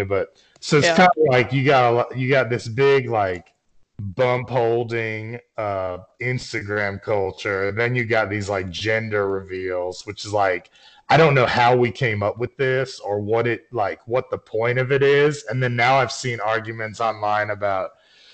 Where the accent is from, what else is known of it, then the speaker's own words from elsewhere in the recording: Northeast, United States; I'm from the Northeast